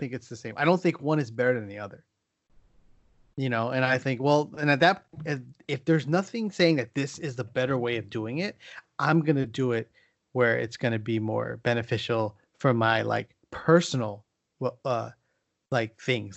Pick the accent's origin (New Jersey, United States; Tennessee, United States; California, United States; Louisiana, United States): California, United States; San Diego; moved away; also born or lived in San Francisco Bay Area; I grew up in San Diego